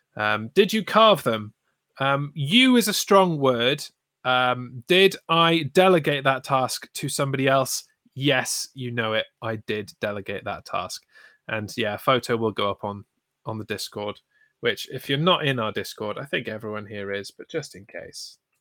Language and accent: English; United Kingdom; we're British